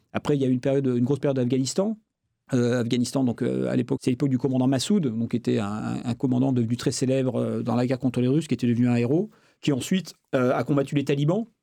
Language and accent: French; France; je suis français